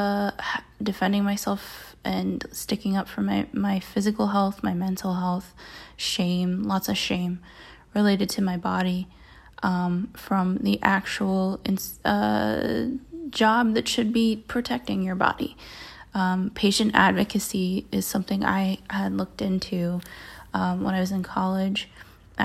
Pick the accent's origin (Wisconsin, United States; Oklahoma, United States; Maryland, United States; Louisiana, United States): Maryland, United States; I grew up in Maryland, which is fairly conservative